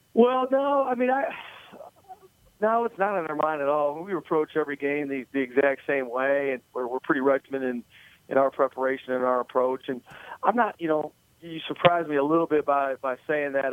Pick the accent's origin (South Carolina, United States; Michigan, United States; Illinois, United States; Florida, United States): Michigan, United States; now in Marietta, United States; I grew up in Michigan, so I'm a Lions fan